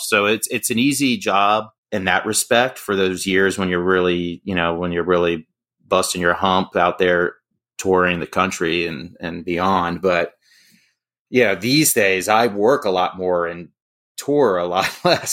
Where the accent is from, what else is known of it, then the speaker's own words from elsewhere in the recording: Sterling, Virginia, United States; also born or lived in Berryville, Virginia; I grew up in Sterling, and over the years, I just keep moving further and further west.